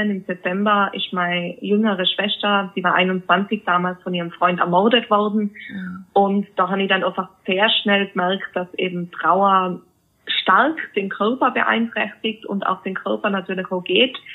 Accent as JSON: {"language": "German", "town": "Innsbruck", "region": "Tyrol", "country": "Austria", "said": "ich komme ja aus Innsbruck, Österreich, wie du schon"}